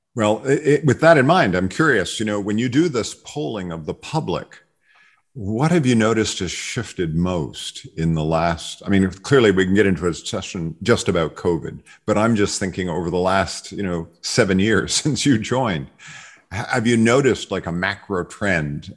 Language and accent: English; Montreal, Quebec, Canada; my hometown, McGill University